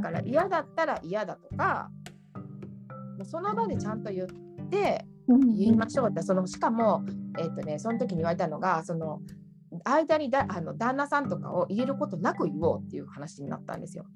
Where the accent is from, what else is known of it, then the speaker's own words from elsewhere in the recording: Japan; moved away as an adult; now in Naples, Italy; 自分が日本で育ってきた環境しか知らないわけで